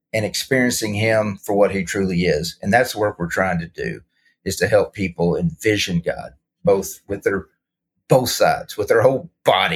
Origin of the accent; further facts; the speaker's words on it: Arkansas, United States; born and raised in Arkansas